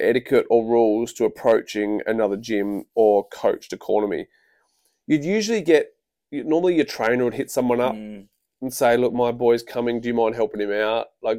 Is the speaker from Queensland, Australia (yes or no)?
yes; Queensland, Australia; I'm from Queensland, sorry to hear, and I'm struggling to find fights.